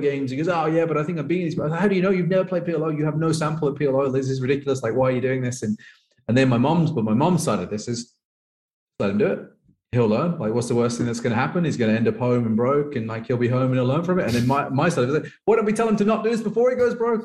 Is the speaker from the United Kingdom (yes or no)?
yes; England, United Kingdom; moved away as an adult; now in Thailand; I'm from England